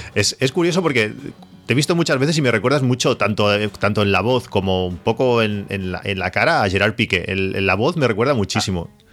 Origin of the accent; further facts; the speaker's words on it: La Canonja, Catalonia, Spain; now in Reus, Spain; aunque soy de la Canonja.